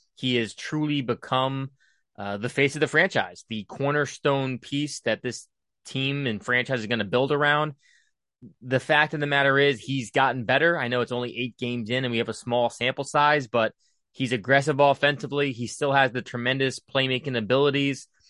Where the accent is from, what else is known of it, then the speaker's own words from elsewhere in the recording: Indiana, United States; I was born in Indiana